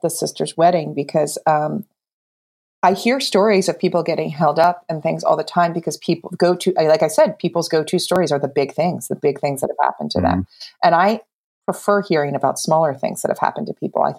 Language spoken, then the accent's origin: English; New Jersey, United States; I'm from New Jersey